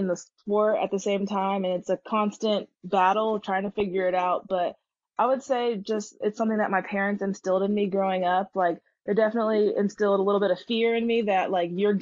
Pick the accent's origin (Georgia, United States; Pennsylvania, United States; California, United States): Georgia, United States; Stone Mountain; I'm from Stone Mountain, Georgia, which is right outside of Atlanta